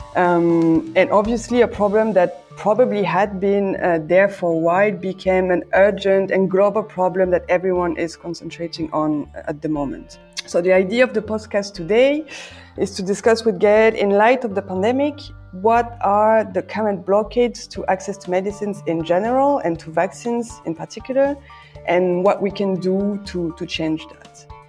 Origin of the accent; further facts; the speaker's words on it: France; I'm French. I'm currently talking from Brussels.